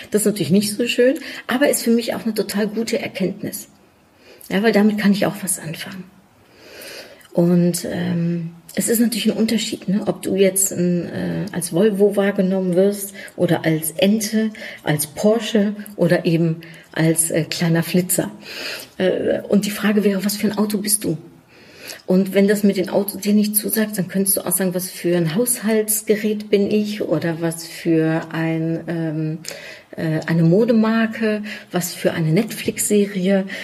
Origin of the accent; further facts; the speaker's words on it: Germany; also born or lived in Netherlands; ich bin Niederländerin in Deutschland aufgewachsen. Ich habe mein Leben lang in einem deutsch-niederländischen Kontext gearbeitet. Ich bin 26 Mal umgezogen, wovon die meisten Male zwischen Deutschland und den Niederlanden.